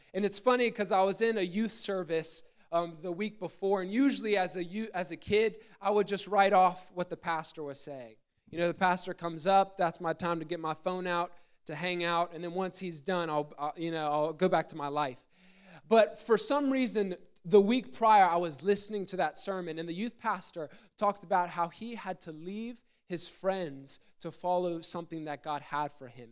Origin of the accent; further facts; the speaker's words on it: Gettysburg, Pennsylvania, United States; I grew up in Gettysburg, Pennsylvania